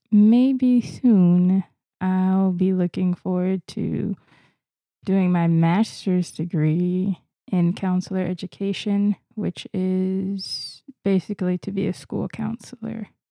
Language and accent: English; Florida, United States; I'm actually from Florida. I didn't fly here or move here from another state or another country.